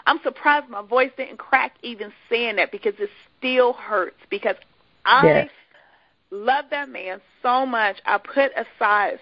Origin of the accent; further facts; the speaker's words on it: Washington, District of Columbia, United States; moved away as an adult; also born or lived in Dallas-Fort Worth area; I'm from the Washington, D.C. area, and I was going to the Dallas-Fort Worth area